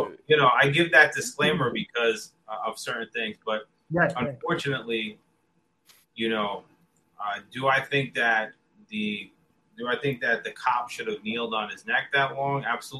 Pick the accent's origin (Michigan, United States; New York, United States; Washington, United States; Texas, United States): New York, United States; And I'm not just saying that because I'm from the New York area